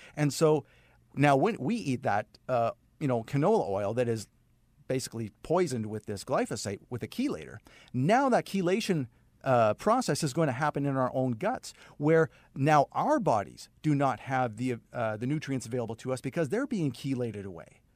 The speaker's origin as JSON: {"language": "English", "town": "Saskatoon", "region": "Saskatchewan", "country": "Canada", "moved": "yes", "said": "I started a career at an ad agency in Saskatoon, Saskatchewan, uh, where I'm originally from Canada"}